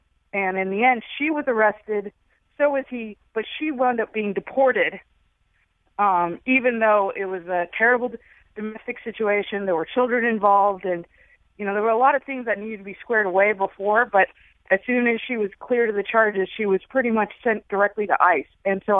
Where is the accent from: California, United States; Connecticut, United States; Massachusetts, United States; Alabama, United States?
California, United States; I'm actually originally from California. I'm originally from the Bay Area.